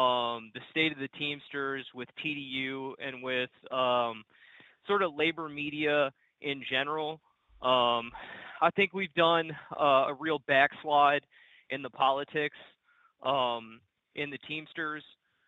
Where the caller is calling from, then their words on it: Texas, United States; Hey, y'all. … from Texas, North Texas. I'm a UPSer and a part-time shop steward.